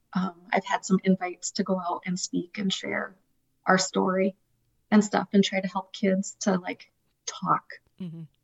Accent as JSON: {"language": "English", "town": "Mitchell", "country": "United States", "tie": "born or raised there", "said": "The church that I grew up in Mitchell invited me"}